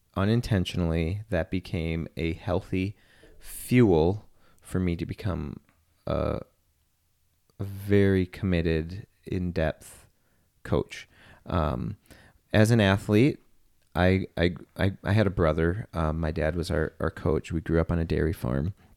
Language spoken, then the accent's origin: English; Wisconsin, United States; I grew up here in Wisconsin